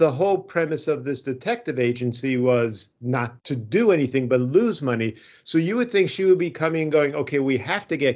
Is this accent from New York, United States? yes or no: yes; Long Island, New York, United States; I'm from Long Island and we just turned the last vowels into ER